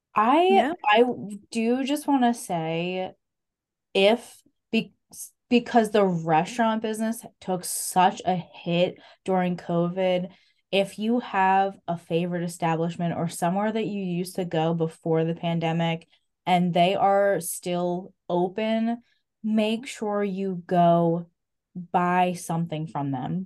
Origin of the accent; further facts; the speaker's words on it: Clifton, United States; I grew up in Clifton